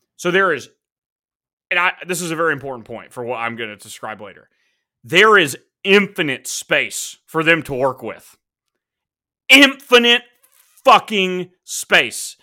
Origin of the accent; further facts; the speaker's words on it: United States; as an American